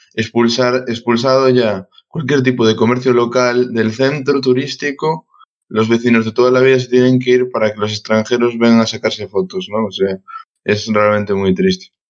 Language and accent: Spanish; Santiago de Compostela, Galicia, Spain; yo que soy de Santiago